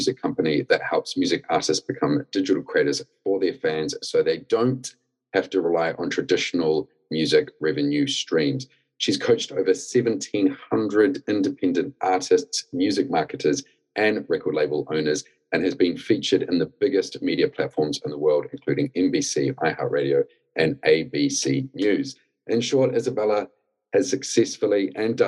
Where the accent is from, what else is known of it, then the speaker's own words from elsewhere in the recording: New Zealand; moved away as an adult; now in United Kingdom; I'm originally from New Zealand, came to the UK to get into the music industry